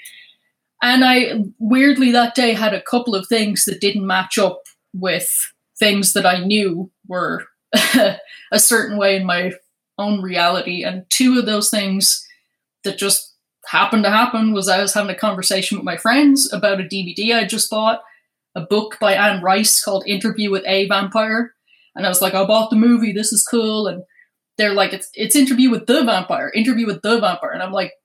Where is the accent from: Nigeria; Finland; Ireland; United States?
Ireland; moved away; I was born in Ireland. And in 2008, I was still in Ireland.